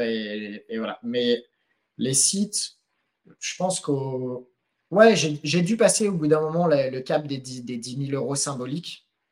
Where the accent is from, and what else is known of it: France; moved away as an adult; also born or lived in Philippines